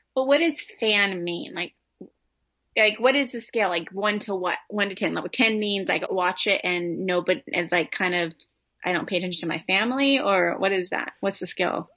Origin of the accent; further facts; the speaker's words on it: Southern California, United States; I grew up in Southern California.